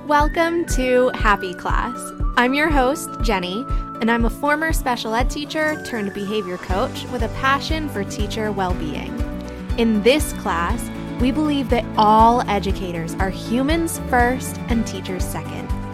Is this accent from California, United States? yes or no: no; Philadelphia, Pennsylvania, United States; I'm born and raised in the Philly-ish